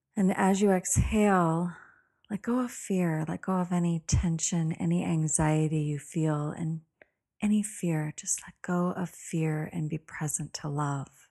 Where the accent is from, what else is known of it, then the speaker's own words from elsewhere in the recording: United States; being an American